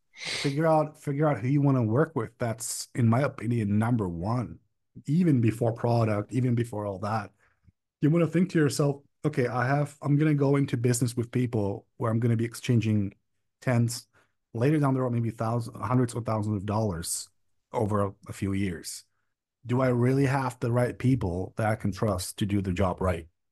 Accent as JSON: {"language": "English", "region": "Prague", "country": "Czechia", "also_born_or_lived": "Berlin, Germany", "said": "I come from the Czech Republic, Prague, to be specific, but I lived in Berlin, Germany for about four or five years."}